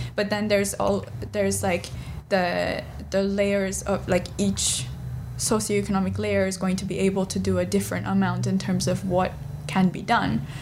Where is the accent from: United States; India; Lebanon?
India; Delhi; I'm from Delhi